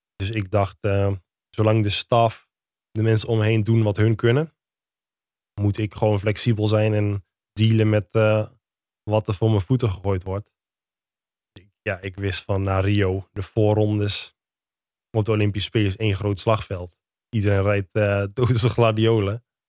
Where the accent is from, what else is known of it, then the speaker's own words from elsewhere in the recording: Lutten, Overijssel, Netherlands; also born or lived in Dedemsvaart; in Deemsvaart of in Lutten. Waar ik ben opgegroeid.